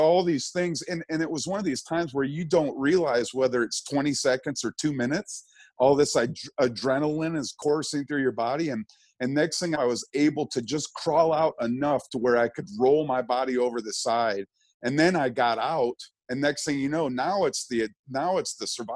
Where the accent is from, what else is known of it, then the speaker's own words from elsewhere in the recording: Birmingham, Michigan, United States; I grew up in Birmingham, Michigan